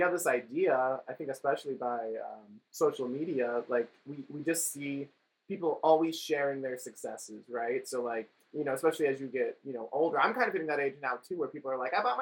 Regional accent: Las Vegas, Nevada, United States; we're from Las Vegas.

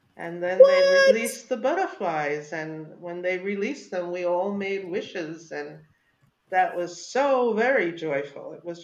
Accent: Jamaica; And you said, I'm Jamaican. They had no idea what that was.

